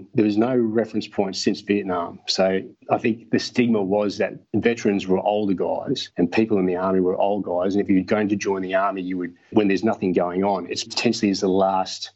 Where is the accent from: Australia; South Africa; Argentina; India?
Australia; Brisbane, Queensland; So I grew up in Brisbane, and about the age of 10, we moved out to a rural area just north of Brisbane.